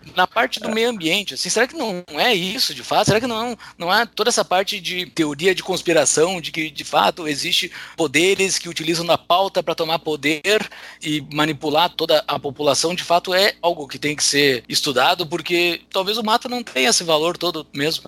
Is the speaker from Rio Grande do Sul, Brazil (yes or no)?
yes; interior of Rio Grande do Sul, Brazil; Eu, na minha lembrança de infância, eu sou do interior do Rio Grande do Sul